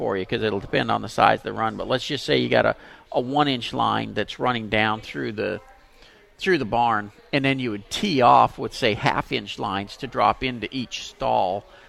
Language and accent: English; Pasadena, United States; I grew up in Pasadena.